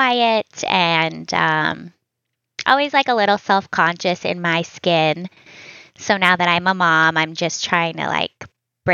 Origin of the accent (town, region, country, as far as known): just outside of Boston, Massachusetts, United States; born or raised there; moved away as an adult; also born or lived in Virginia / Seattle / Hawaii; now in Vermont, United States